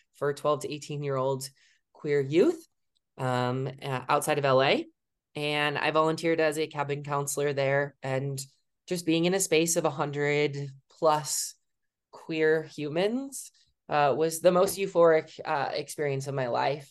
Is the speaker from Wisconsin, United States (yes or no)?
yes; Wisconsin, United States; moved away as an adult; also born or lived in Colorado; I'm from Wisconsin, obviously.